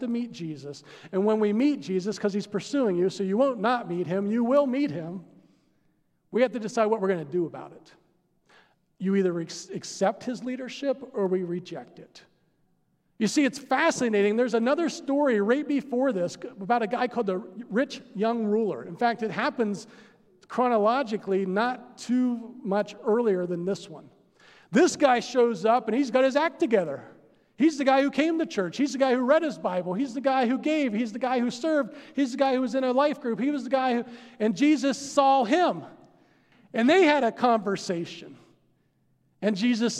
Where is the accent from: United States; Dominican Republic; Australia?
United States; I'm an American